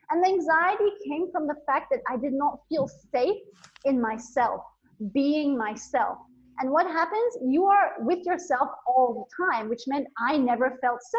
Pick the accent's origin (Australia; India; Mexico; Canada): India; also born or lived in Bangkok, Thailand / Nepal; So I was born in Thailand, in Bangkok. I grew up in India and Nepal. I went to boarding school in India.